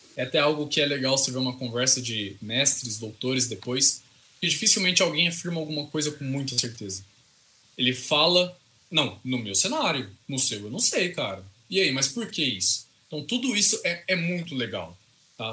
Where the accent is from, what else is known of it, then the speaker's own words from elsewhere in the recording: interior of São Paulo, Brazil; accent: caipira; Eu sou caipira com gosto. Então, assim, é... Eu sou do interior de São Paulo